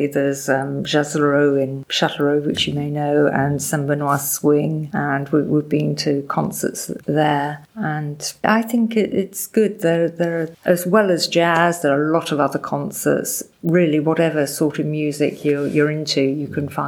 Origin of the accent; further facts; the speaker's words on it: England, United Kingdom; accent: English; moved away as an adult; now in France; I have a very strong English accent